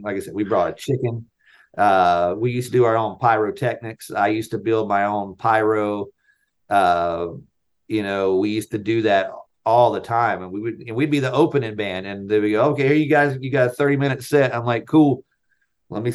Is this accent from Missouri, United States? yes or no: no; North Carolina, United States; I grew up in North Carolina